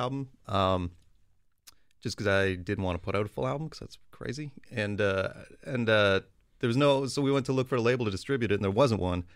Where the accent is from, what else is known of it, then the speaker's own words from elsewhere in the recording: Toronto, Ontario, Canada; we're from Toronto